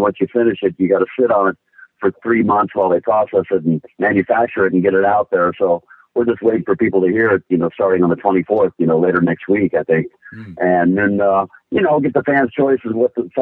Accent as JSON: {"language": "English", "area": "Bay Area", "region": "California", "country": "United States", "tie": "born or raised there", "said": "the Bay Area, my hometown here"}